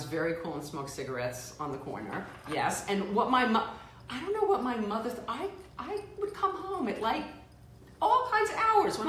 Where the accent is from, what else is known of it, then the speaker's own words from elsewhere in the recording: New York City, New York, United States; … and I both grew up in the Bronx